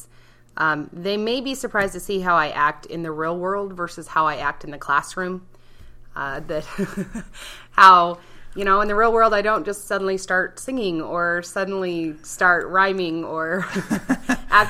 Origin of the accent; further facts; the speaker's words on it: Port Angeles, Washington, United States; also born or lived in Utah; my teen years were all spent on the peninsula up in Port Angeles area